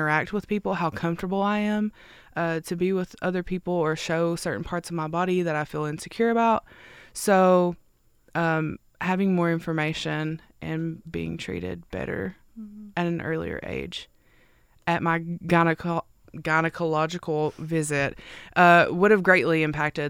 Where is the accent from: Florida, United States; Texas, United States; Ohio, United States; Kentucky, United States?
Kentucky, United States; Neon; also born or lived in Whitesburg, Kentucky; I am originally from Neon, Kentucky, and I'm currently living in Whitesburg